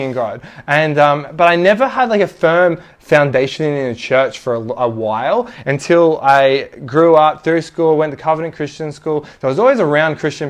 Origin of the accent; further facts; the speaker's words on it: Sydney, New South Wales, Australia; I was born in Mona Vale Hospital